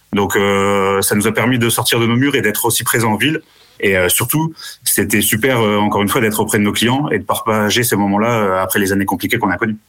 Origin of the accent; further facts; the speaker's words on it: Haute-Marne, Grand Est, France; moved away; also born or lived in Amiens; je suis originaire de Haute-Marne